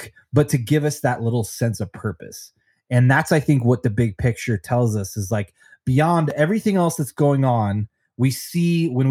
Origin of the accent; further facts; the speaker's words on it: Denver, Colorado, United States; also born or lived in Long Beach, California; my home state of Colorado, in Denver